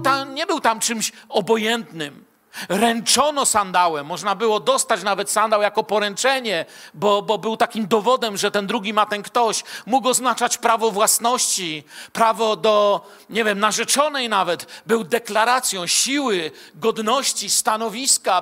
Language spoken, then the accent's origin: Polish; Bielsko-Biała, Silesian Voivodeship, Poland; also born or lived in Moscow; a ja z Bielska Białej